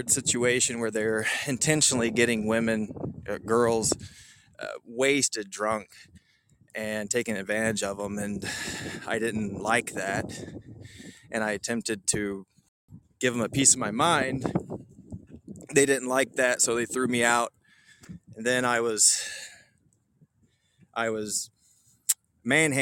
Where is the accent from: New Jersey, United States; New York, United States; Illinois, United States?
Illinois, United States; Metropolis; growing up in Metropolis